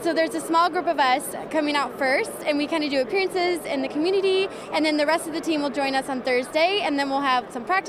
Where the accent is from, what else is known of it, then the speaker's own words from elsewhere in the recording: St. Louis, Missouri, United States; I'm originally from St. Louis.